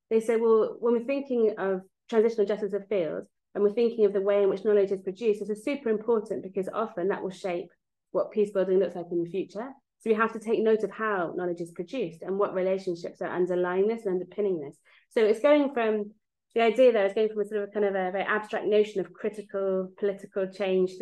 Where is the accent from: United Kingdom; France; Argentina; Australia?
United Kingdom; England; moved away as an adult; also born or lived in Mexico; now in Belfast, United Kingdom; I'm English